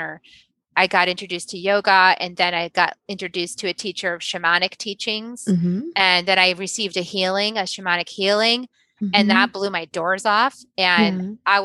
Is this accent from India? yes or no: no; New England, United States; moved away as an adult; also born or lived in Dallas, Texas / Virginia / Silicon Valley; now in Austin, United States; we spent most of my life in New England, in Connecticut, Massachusetts, and a little 1 year in Virginia.